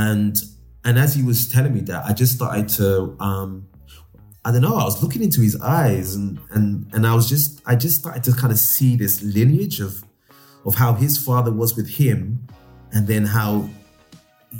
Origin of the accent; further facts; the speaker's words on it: Nigeria; as a Nigerian boy growing up, my dad was old school